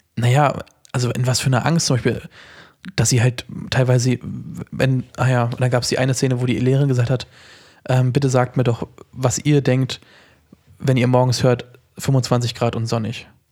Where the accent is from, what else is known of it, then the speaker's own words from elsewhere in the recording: Germany; als Deutscher